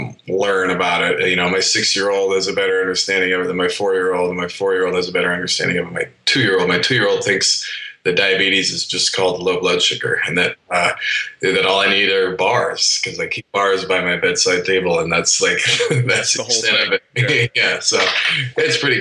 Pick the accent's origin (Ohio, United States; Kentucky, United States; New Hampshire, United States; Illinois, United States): New Hampshire, United States; moved away as an adult; I grew up in New Hampshire. So this was a world away from home.